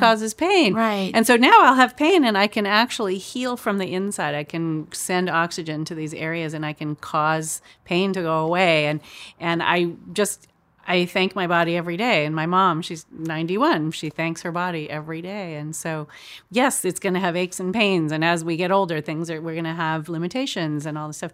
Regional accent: Chico, California, United States; moved away; my town where I grew up in Chico

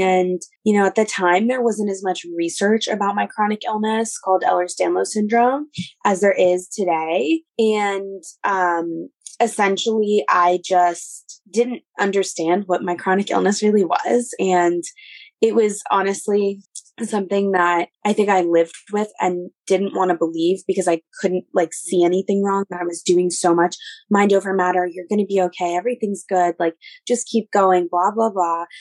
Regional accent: New York City, New York, United States; I grew up in New York City

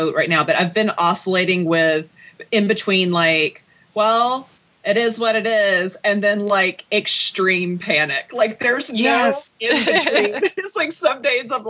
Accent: Chattanooga, Tennessee, United States; accent: Southern; now in Atlanta, United States; I am, as you can tell from my accent, I am a native Southerner. I was born in Chattanooga, Tennessee, which is about 2 hours north of Atlanta.

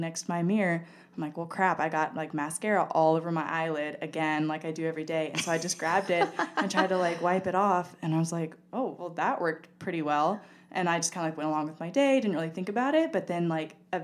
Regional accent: South Carolina, United States; moved away as an adult; now in Texas, United States; was from South Carolina. I was like, I'm about to move to Texas to start going to school

